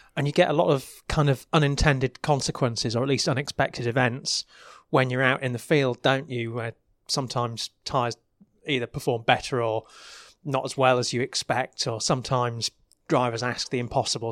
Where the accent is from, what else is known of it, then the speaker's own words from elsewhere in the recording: United Kingdom; I'm British